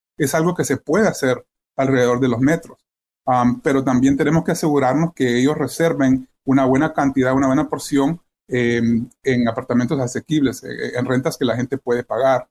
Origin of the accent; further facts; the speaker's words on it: El Salvador; now in Wheaton, United States; yo soy salvadoreño